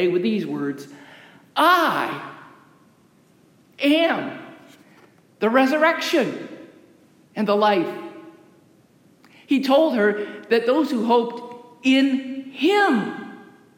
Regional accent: United States; As an American

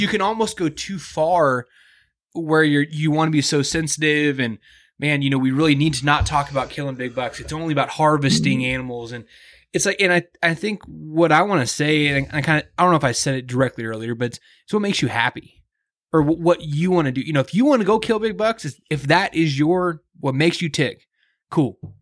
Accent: Kansas City, United States; I grew up in Kansas City

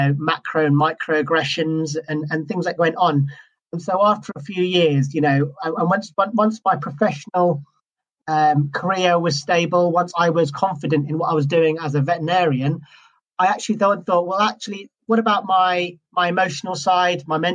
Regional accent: Scotland, United Kingdom; moved away as an adult; also born or lived in Wales / South East England; now in England, United Kingdom; I'm originally from Scotland, and I qualified in Scotland

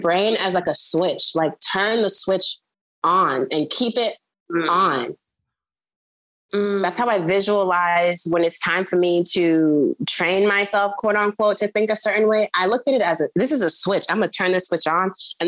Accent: Liberia; moved away; I'm an immigrant. I'm from Liberia.

